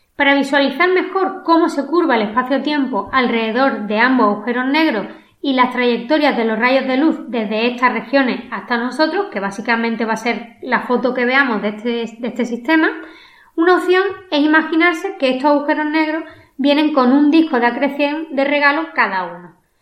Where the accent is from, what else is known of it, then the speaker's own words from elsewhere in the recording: Málaga, Andalusia, Spain; accent: malagueño; mi inglés y más mitad de un acento malagueño